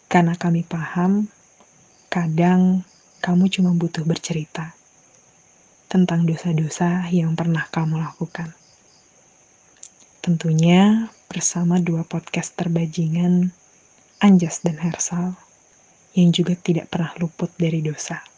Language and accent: Indonesian; Malang, East Java, Indonesia; Ya, uh, aku asalnya dari Malang.